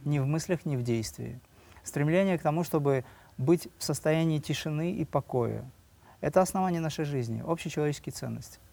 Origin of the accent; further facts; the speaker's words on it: Dagestan, Russia; я родился в Дагестане, да, у меня родители преподаватели